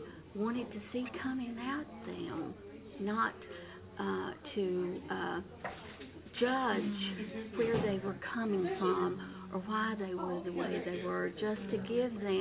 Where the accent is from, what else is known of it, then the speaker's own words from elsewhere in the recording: North Carolina, United States; also born or lived in Hickory, North Carolina; I'm from North Carolina